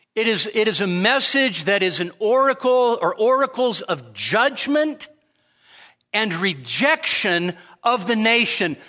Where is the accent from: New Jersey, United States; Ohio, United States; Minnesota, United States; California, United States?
California, United States; Sacramento; moved away as an adult; also born or lived in Marysville, California; now in Nevada, United States; born in Marysville, raised in Sacramento